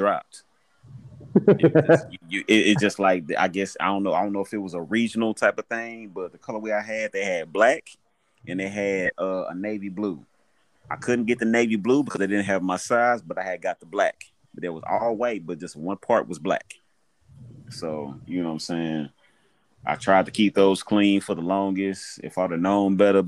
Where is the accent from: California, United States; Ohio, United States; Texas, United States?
Texas, United States; Houston; I grew up in South Park, raised up on the Southeast